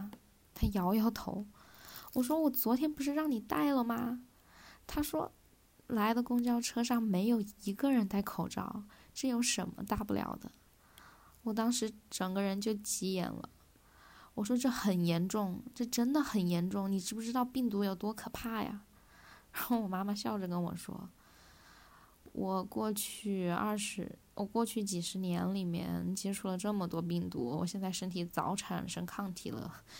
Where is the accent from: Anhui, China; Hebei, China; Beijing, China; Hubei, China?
Hubei, China; Wuhan; 我们武汉的医院物资不足